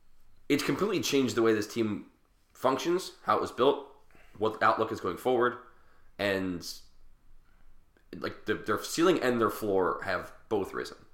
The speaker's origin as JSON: {"language": "English", "town": "Philadelphia", "region": "Pennsylvania", "country": "United States", "said": "This is the curse of being a Philadelphian"}